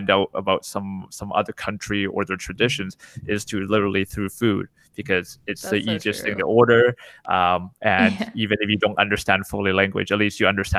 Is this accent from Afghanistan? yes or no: no; Canada; I'm Canadian, right? I was born here